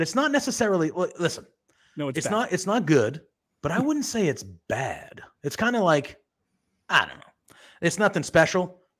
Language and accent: English; Massachusetts, United States; I am from Massachusetts. I live 40 minutes away from Salem, Mass.